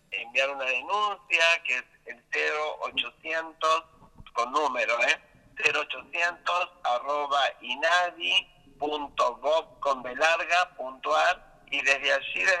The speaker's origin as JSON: {"language": "Spanish", "region": "Río Negro", "country": "Argentina", "said": "yo soy de Río Negro."}